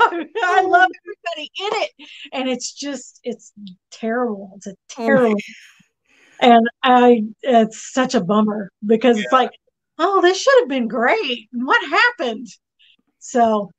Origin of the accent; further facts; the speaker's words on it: Arkansas, United States; moved away; I'm originally from Arkansas, and my high school friends, some of them still live in Arkansas